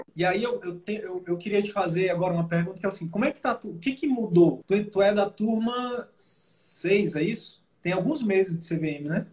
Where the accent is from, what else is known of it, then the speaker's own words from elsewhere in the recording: Piauí, Brazil; moved away; Eu sou nordestino também, sou piauiense